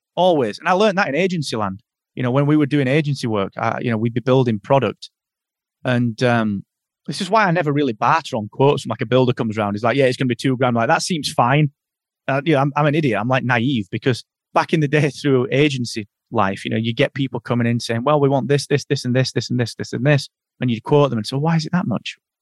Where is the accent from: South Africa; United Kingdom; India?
United Kingdom; the north of England; I'm I'm from Northern England